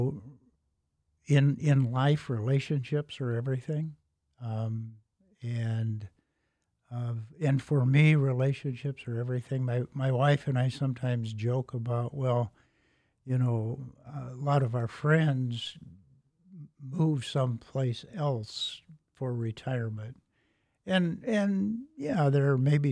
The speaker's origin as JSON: {"language": "English", "town": "Elkhart", "region": "Indiana", "country": "United States", "tie": "born or raised there", "said": "I grew up in Elkhart, and so my K-12 education was in Elkhart"}